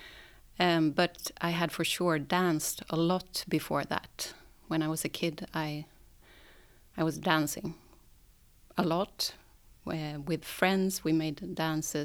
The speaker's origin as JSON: {"language": "English", "town": "Sandviken", "region": "Gävleborg County", "country": "Sweden", "moved": "yes", "lives_now": "Stockholm, Sweden", "said": "I come from Sandviken. It's a small town a bit up north from Stockholm. And I live in Stockholm now"}